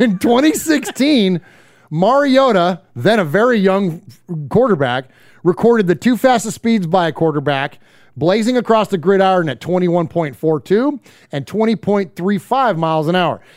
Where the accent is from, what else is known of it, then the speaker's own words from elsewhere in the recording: San Jose, California, United States; growing up in San Jose and, and being a fan of San Jose State